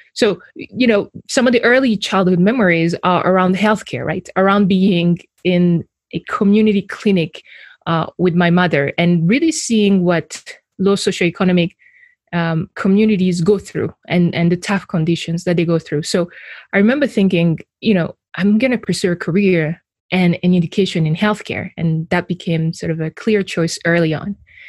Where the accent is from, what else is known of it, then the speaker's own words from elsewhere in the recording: Burundi; also born or lived in Rwanda; So I was born in Burundi, and I was raised between two countries. I was raised between Burundi and Rwanda.